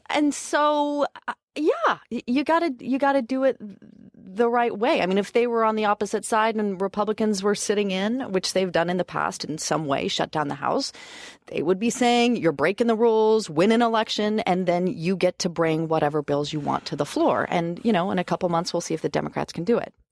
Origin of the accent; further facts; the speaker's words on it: Idaho, United States; moved away; I'm from, I'm from Idaho. I'm from gun people and gun country